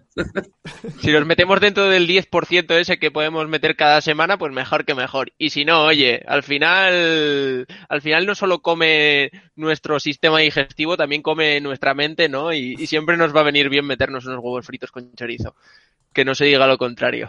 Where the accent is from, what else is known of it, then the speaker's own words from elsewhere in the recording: Ribadesella, Asturias, Spain; now in Barcelona, Spain; también soy asturiano, pero vivo en Barcelona